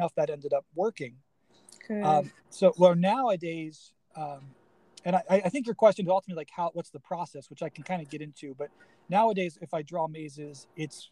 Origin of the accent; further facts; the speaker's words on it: Cincinnati, Ohio, United States; now in Chicago, United States; I grew up in Cincinnati, so it was kind of like in a trip, you know, attributing back to where I came from. I live in Chicago now